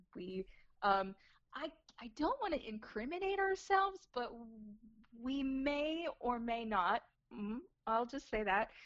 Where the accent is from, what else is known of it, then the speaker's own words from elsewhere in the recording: Arizona, United States; moved away as an adult; also born or lived in Los Angeles, California / Flagstaff, Arizona; now in Florida, United States; I was born in Arizona